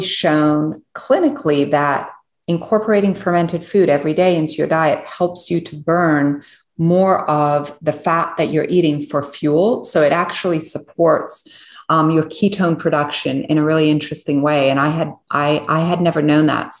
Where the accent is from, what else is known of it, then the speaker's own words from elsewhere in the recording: Switzerland; moved away; So I was born in Switzerland and I was born on a biodynamic farm.